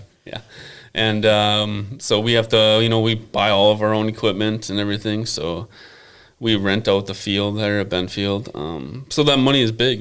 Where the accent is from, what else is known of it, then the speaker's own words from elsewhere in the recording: Buffalo, Minnesota, United States; I grew up here in Buffalo